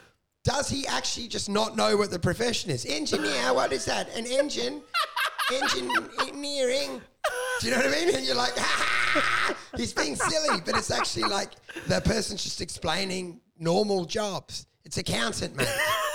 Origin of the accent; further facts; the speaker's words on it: Midwest, United States; look, I was raised in the Midwest.